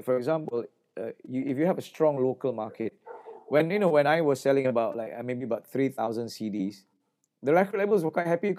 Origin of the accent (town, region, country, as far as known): Singapore